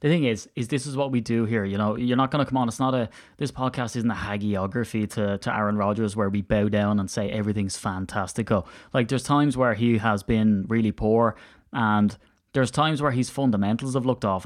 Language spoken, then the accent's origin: English; Ireland; now in United Kingdom; I'm he, so Irish and I don't put H's where I put T's